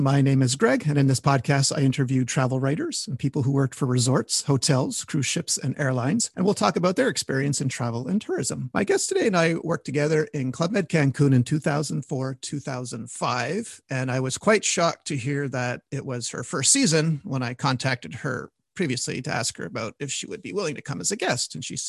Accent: Montreal, Quebec, Canada; I'm from Montreal.

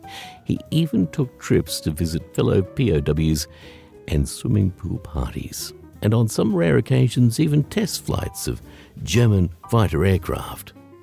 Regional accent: Australia; as an Australian, I have zero interest in Halloween.

